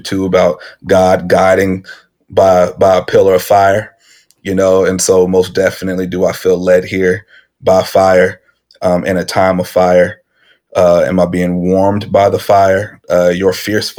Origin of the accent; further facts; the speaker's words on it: Edmond, Oklahoma, United States; I'm born and raised in Oklahoma City, more specifically a suburb, Edmond, Oklahoma